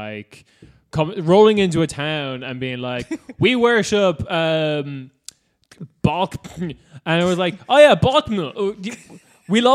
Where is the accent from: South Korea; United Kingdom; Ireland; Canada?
Ireland